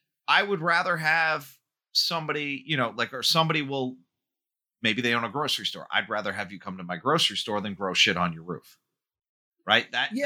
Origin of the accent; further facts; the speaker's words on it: New York City, New York, United States; my growing up in New York